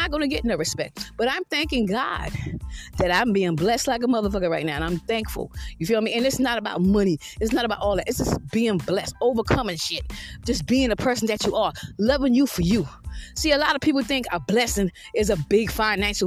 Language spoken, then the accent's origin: English; Georgetown, South Carolina, United States; I'm from Georgetown, South Carolina